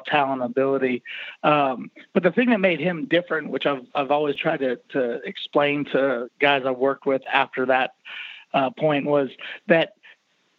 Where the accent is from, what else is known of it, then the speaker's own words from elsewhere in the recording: Maryland, United States; now in Florida, United States; I'm actually from Maryland originally